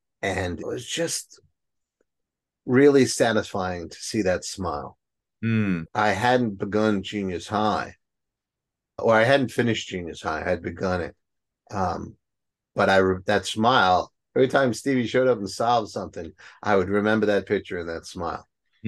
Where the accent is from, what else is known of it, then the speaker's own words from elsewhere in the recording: Bronx, New York, United States; accent: Bronx; My Bronx accent's coming out.